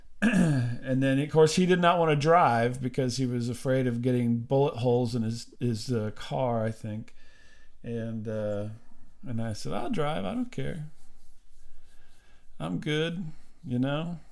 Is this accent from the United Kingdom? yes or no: no; Decatur, Illinois, United States; Decatur, which is my hometown. And well, I don't live there anymore